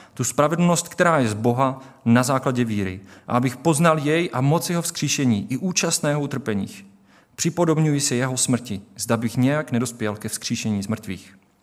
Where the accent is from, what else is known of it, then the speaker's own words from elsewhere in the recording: Czechia; my tady v České republice jako Češi